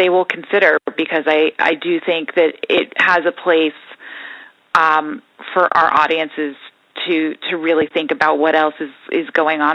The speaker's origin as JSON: {"language": "English", "region": "New York", "country": "United States", "tie": "born or raised there", "said": "Growing up in New York, my parents were very into theater"}